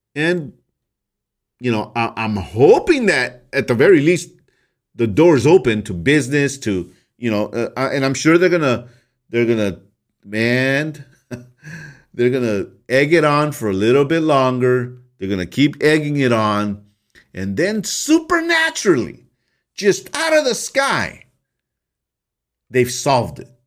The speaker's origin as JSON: {"language": "English", "country": "United States"}